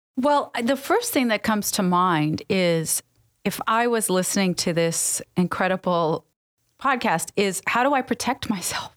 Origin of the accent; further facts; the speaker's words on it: New York, United States; also born or lived in Middle East; I grew up in New York.